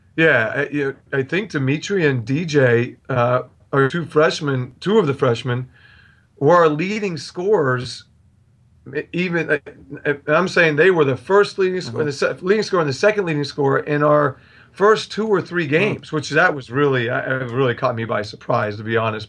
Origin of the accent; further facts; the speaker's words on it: Bellefonte, Pennsylvania, United States; moved away; I grew up with him because I'm from the State College area. I'm from Bellefonte